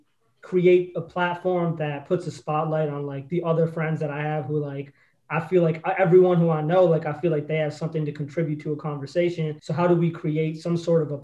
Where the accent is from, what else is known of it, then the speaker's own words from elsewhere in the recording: Massachusetts, United States; moved away; also born or lived in New York; I'm from Massachusetts originally.